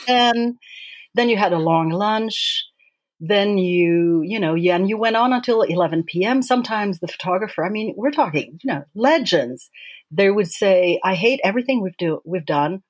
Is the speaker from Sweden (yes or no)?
yes; Sweden; moved away as an adult; also born or lived in Paris, France; I grew up in in Sweden um, and moved to Paris to work with him eventually